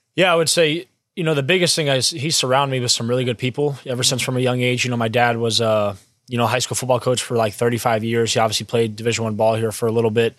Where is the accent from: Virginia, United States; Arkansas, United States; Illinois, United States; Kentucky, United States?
Virginia, United States; Springfield; I'm from Springfield, Virginia, Northern Virginia, about thirty-five minutes away from, uh, College Park